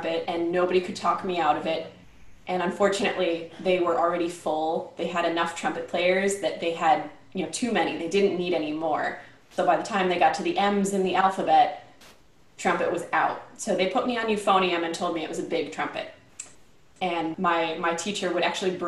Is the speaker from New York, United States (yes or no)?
yes; Rochester, New York, United States; also born or lived in Cincinnati, Ohio; I grew up in Rochester, New York